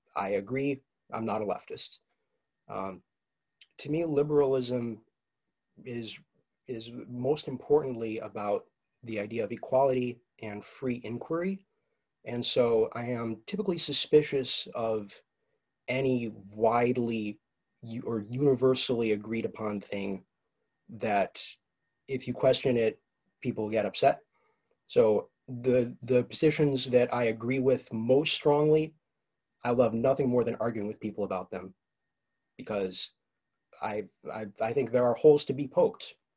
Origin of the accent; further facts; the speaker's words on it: Ann Arbor, Michigan, United States; also born or lived in Detroit area; I'm from Ann Arbor, Michigan